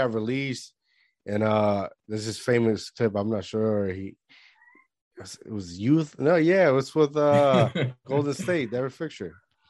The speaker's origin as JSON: {"language": "English", "country": "Puerto Rico", "tie": "born or raised there", "said": "I grew up in Puerto Rico"}